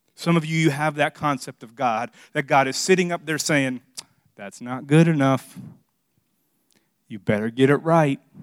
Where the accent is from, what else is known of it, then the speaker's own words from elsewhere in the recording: Miami, Florida, United States; now in South Carolina, United States; I grew up in Miami